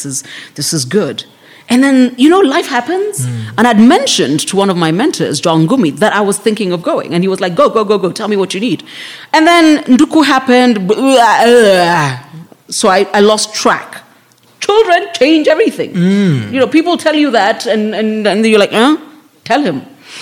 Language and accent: English; Nairobi, Kenya; Yeah, so I was like, I'm from South B.